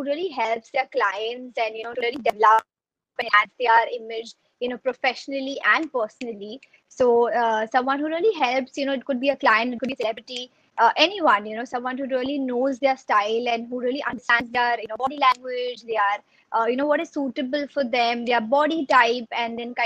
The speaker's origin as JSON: {"language": "English", "town": "Mumbai", "region": "Maharashtra", "country": "India", "tie": "born or raised there", "said": "I'm based in Bombay. I've been born and brought up in Bombay."}